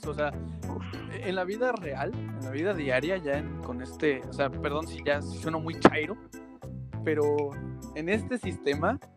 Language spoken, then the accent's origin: Spanish; Xalapa, Veracruz, Mexico; Somos de Jalapa, por si alguien nos escucha fuera de Jalapa, Veracruz, México.